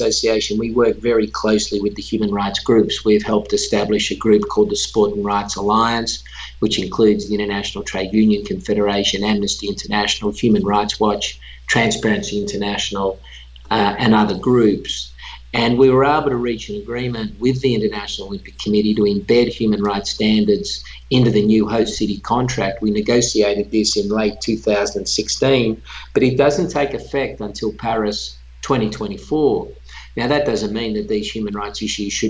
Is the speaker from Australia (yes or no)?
yes; Australia; moved away; that country, which is my home country